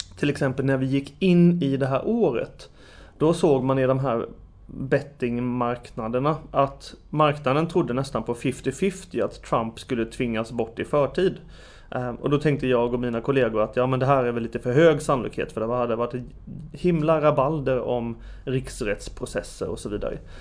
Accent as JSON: {"language": "Swedish", "country": "Sweden", "said": "som svensk analytiker"}